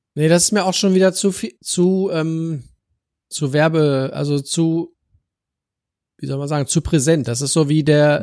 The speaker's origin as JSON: {"language": "German", "region": "Northern Germany", "country": "Germany", "said": "bei uns in Norddeutschland"}